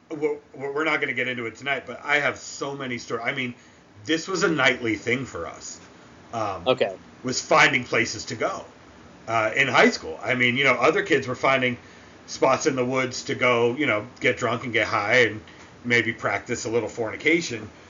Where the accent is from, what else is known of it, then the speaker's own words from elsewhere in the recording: New England, United States; I guess I've always been kind of fascinated with that stuff. Maybe growing up in New England.